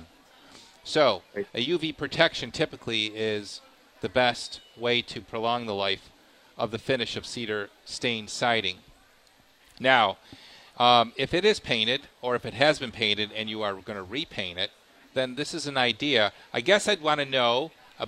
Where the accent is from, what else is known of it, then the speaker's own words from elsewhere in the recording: Clarence, New York, United States; Clarence. That's my hometown.